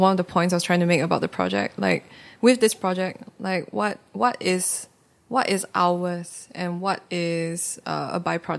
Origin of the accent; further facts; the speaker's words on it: Singapore; moved away as an adult; now in New York, United States; growing up in Singapore